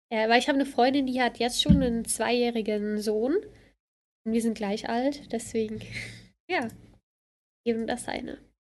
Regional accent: Bad Ragaz, St. Gallen, Switzerland; Also, ich komme vom Kanton Sankt Gallen, äh, Bad Ragaz

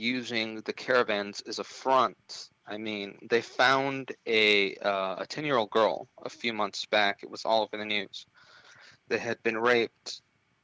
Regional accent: Loma Linda, California, United States; my hometown of Loma Linda, California, has 24,000 people in it

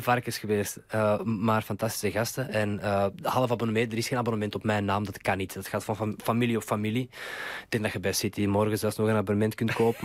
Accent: Mechelen, Flanders, Belgium; now in Amsterdam, Netherlands; mijn roots liggen in Mechelen.

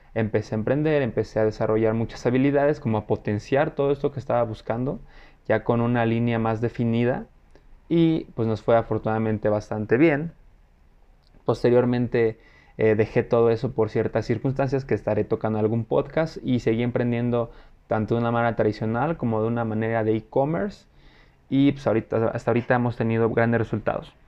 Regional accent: Mexico City, Mexico; soy mexicano, eh, vivo en la Ciudad de México, orgullosamente chilango.

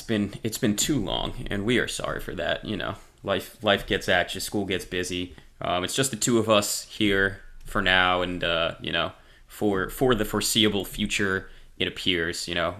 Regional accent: New Jersey, United States; I'm from New Jersey.

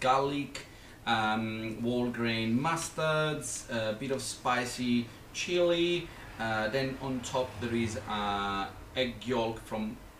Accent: Naples, Campania, Italy; moved away; where I'm from Naples

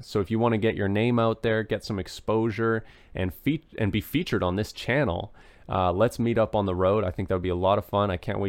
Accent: British Columbia, Canada; now in Ontario, Canada; Well, I'm originally from British Columbia, Canada. I'm living in Ontario now.

